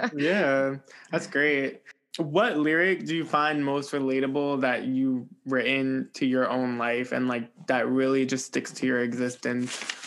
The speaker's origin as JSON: {"language": "English", "region": "New Jersey", "country": "United States", "said": "I'm a Jersey boy"}